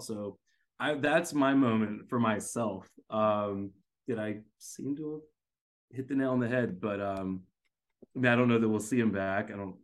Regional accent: United States; also born or lived in Korea; I'm an American

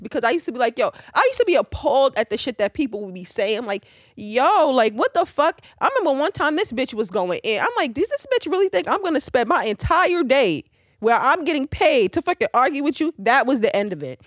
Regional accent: New York City, New York, United States; I'm fucking from Queens

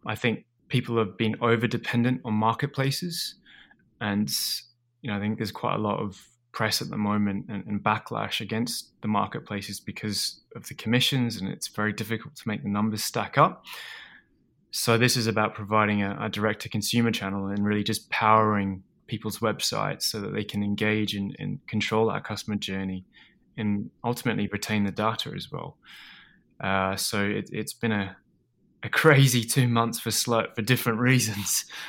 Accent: Australia; moved away as an adult; also born or lived in Edinburgh, Scotland; I grew up in Australia, uh, and sort of, well, I was born in Edinburgh and, and I moved over to, to Australia when my, my dad

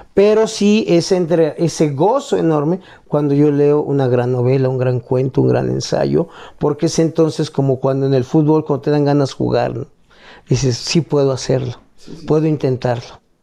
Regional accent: Mexico; lo que somos como mexicanos

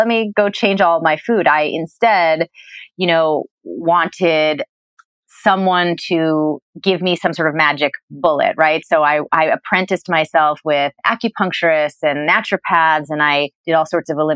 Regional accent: New England, United States; I grew up in New England

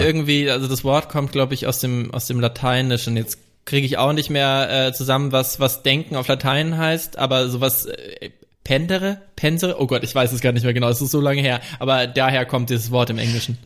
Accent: Franconia, Bavaria, Germany; moved away; ich komme ja vom Dorf, vom fränkischen Dorf

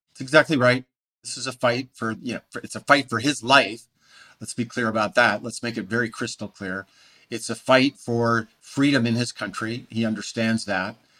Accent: Montana, United States; I was born in Montana

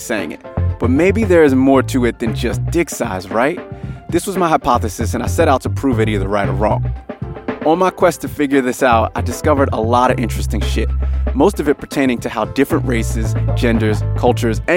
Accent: United States; now in Sydney, Australia; I live here in Sydney, Australia. I'm obviously from America originally.

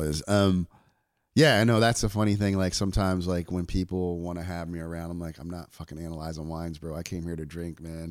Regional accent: New Jersey, United States; I'm from New Jersey

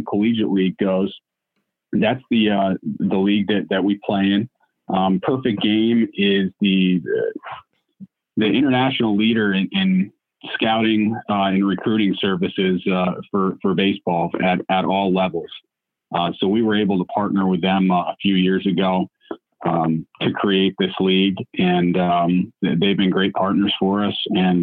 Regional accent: Guilderland, New York, United States; also born or lived in Michigan; I grew up in Gilderland. So to be able to get back to my hometown

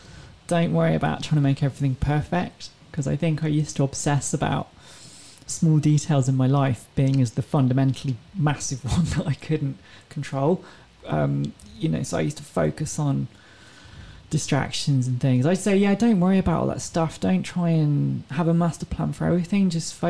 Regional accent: England, United Kingdom; No, I'm from England.

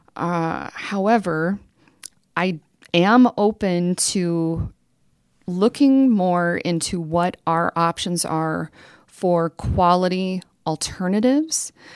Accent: Rapid City, South Dakota, United States; I was born and raised in District thirty-five, attended Rapid Valley Elementary School

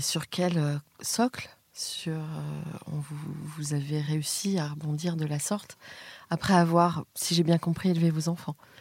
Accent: Nantes, Pays de la Loire, France; j'ai grandi à Nantes

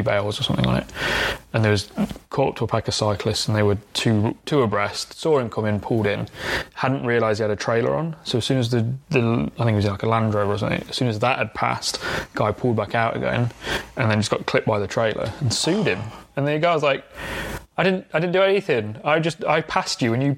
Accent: Derbyshire, East Midlands, United Kingdom; I grew up in the Derbyshire countryside.

